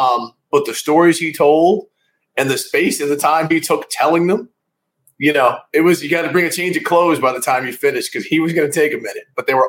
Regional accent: St. Louis, Missouri, United States; moved away as an adult; also born or lived in Washington, D.C.; You know, I grew up in St. Louis

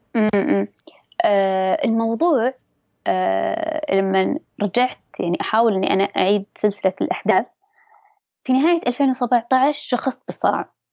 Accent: Dammam, Eastern Province, Saudi Arabia; أنا من سكان أي منطقة قلت له بالدمام

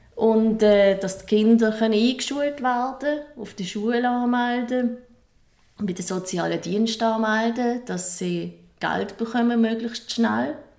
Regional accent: Switzerland; bei uns in der Schweiz

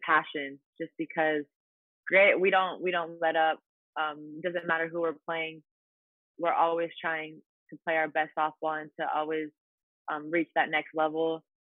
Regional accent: Italy; moved away as an adult; also born or lived in Louisiana; my hometown in Italy

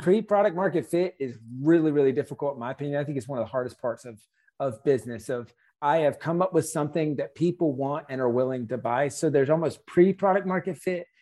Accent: South Carolina, United States; we're from South Carolina

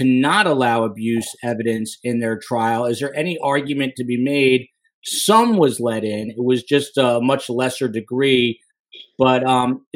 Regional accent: New Jersey, United States; from Jersey, of course, my home state

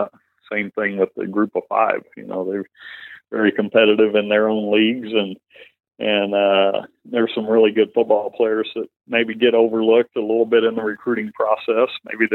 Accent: Texas, United States; moved away as an adult; I grew up in Texas, a Cowboys fan

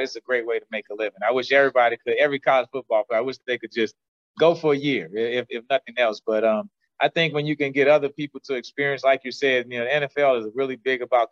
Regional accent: New Orleans, Louisiana, United States; I grew up in New Orleans

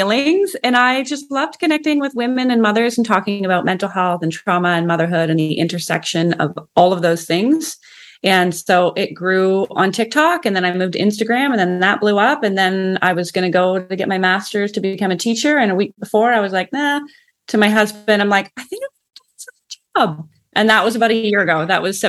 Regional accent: Canada; I'm from Canada.

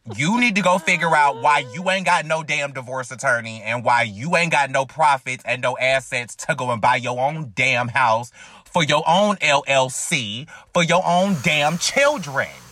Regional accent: North Carolina, United States; moved away as an adult; now in Alabama, United States; I'm from North Carolina.

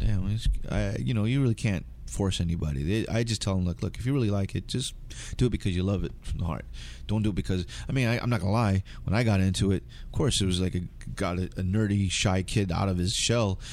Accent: United States; I identify being Filipino 'cause, Filipino 'cause my parents are Filipino, even though I grew up in United States

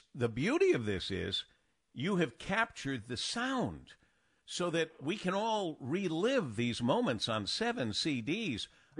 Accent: Michigan, United States; also born or lived in New York City; I said, I'm from Michigan.

